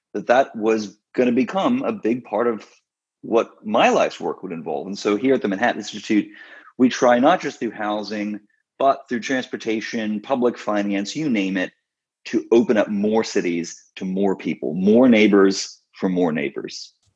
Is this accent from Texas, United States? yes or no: yes; Texas, United States; moved away as an adult; also born or lived in Scotland; now in Washington, D.C., United States; I'm from Texas originally. I grew up in the suburbs.